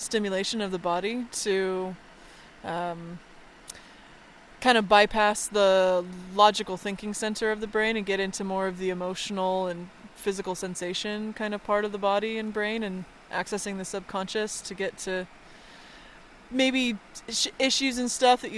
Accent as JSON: {"language": "English", "country": "United States", "tie": "born or raised there", "said": "I grew up near Lake Tahoe"}